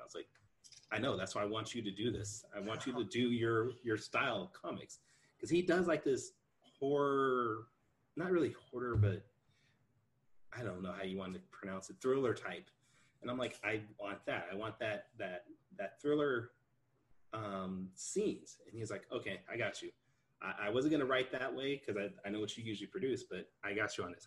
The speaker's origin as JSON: {"language": "English", "region": "California", "country": "United States", "tie": "born or raised there", "said": "I'm from California. I've been here my entire life"}